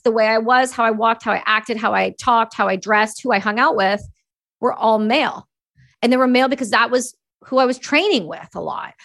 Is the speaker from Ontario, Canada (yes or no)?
yes; Cobourg, Ontario, Canada; also born or lived in Belleville, Ontario / Campbellford, Ontario; I was born in Belleville, Ontario, and, uh, I grew up in Coburg, and then we moved to Campbellford where I was before I went to college.